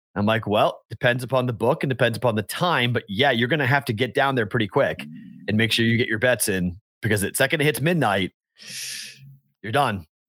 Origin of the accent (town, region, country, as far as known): Andover, Massachusetts, United States; born or raised there; now in Las Vegas, United States